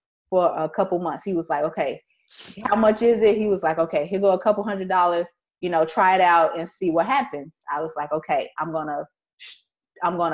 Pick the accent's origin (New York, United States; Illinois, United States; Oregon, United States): Illinois, United States; Chicago; I am from Chicago